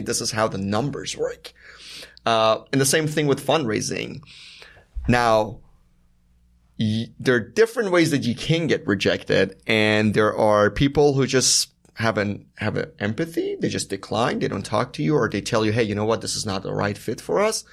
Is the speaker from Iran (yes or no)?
yes; Iran; moved away; I was born and raised in Iran